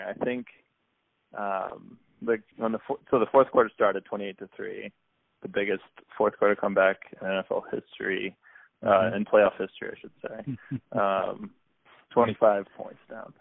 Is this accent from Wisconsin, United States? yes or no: no; Boston, Massachusetts, United States; moved away; I'm from the Boston area originally, so grew up sort of Patriots, Red Sox, Bruins, Celtics fan